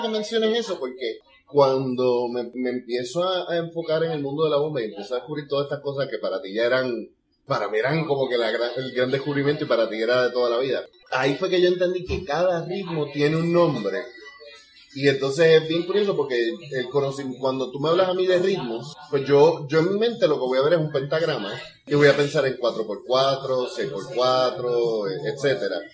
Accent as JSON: {"language": "Spanish", "country": "Puerto Rico"}